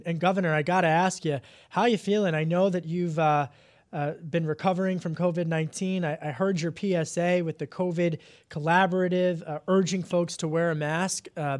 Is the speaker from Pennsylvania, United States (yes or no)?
yes; Pennsylvania, United States; I grew up in Delco, near Jersey